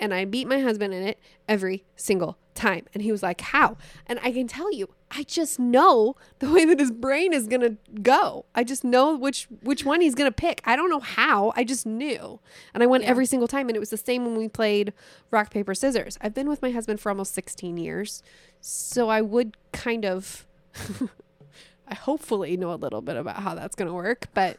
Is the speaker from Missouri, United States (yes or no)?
yes; Missouri, United States; I mean, we're from Missouri. It's the show me state.